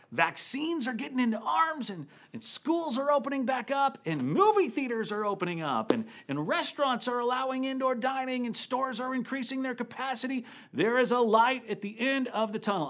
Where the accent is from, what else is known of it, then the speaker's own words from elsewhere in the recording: Midwest, United States; now in San Francisco Bay Area, United States; I grew up in the Midwest